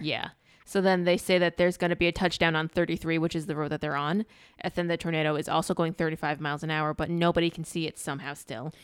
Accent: Northeast, United States; we grew up in the Northeast

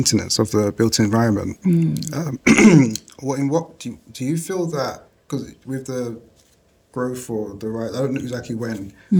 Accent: London, United Kingdom; So I grew up here in Leytonstone in East London.

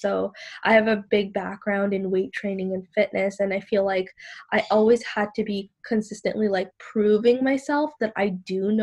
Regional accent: Sri Lanka; I'm from Sri Lanka, but I am Muslim and I do wear the hijab

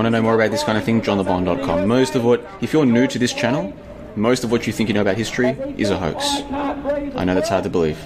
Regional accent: Melbourne, Victoria, Australia; moved away as an adult; now in Kuala Lumpur, Malaysia; I'm originally from Melbourne, which is the second largest, which is in the southern part.

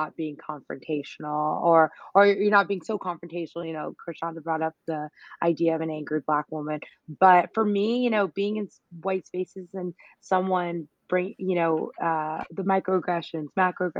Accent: North Carolina, United States; I'm from North Carolina

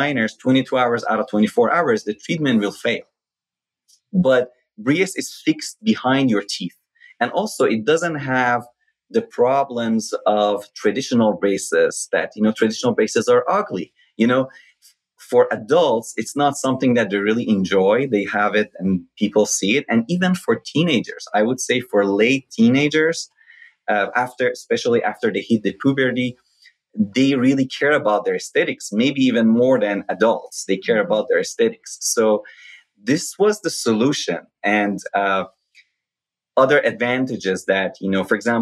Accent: Shiraz, Fars, Iran; moved away as an adult; now in United States; School of Dentistry in my hometown, Shiraz

